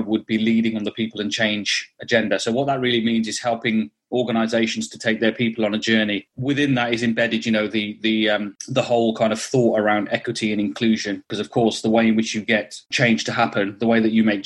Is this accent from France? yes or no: no; Black Country, West Midlands, United Kingdom; I am a Wolves boy, born and bred. So from the Black Country, I'm a Wolves fan